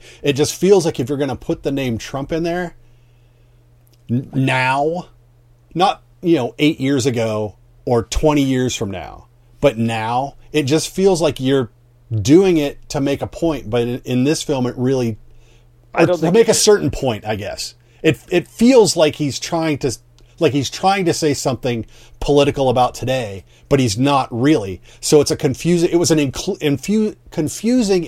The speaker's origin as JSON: {"language": "English", "region": "Pennsylvania", "country": "United States", "tie": "born or raised there", "said": "I grew up in Pennsylvania, so nice Northeast, you know, upbringing"}